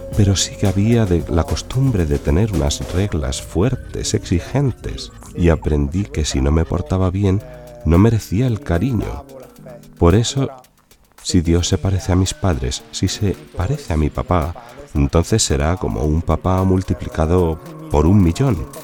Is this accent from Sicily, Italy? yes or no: yes; Sicily, Italy; moved away as an adult; also born or lived in Rome / Milan; he recorrido toda Italia, porque soy de Sicilia, pero ya después del instituto vine a estudiar a Roma.